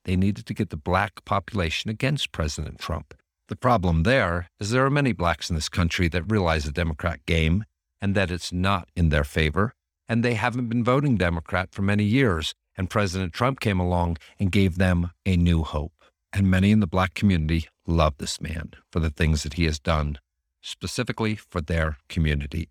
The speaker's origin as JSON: {"language": "English", "region": "Northeast", "country": "United States", "tie": "born or raised there", "said": "growing up in the Northeast"}